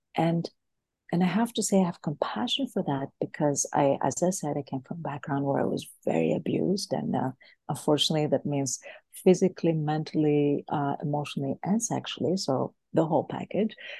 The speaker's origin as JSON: {"language": "English", "country": "Greece", "also_born_or_lived": "United States / Boston / California", "moved": "yes", "said": "I am originally from Greece"}